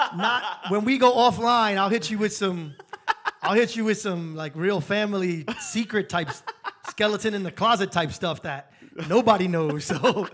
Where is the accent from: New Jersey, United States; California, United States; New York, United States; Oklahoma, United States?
New York, United States; moved away as an adult; now in Las Vegas, United States; I'm a New Yorker